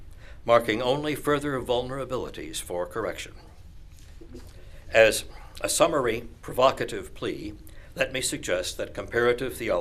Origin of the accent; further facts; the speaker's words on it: Missouri, United States; I am a Methodist from Missouri